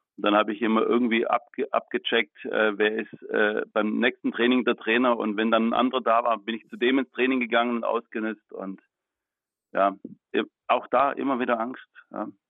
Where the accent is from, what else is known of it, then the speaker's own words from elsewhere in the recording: Baden-Württemberg, Germany; ich komme aus Baden-Württemberg